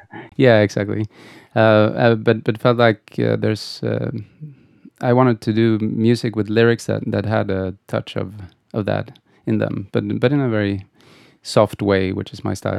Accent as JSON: {"language": "English", "town": "Gothenburg", "region": "Västra Götaland", "country": "Sweden", "tie": "born or raised there", "said": "I, I grew up in Gothenburg."}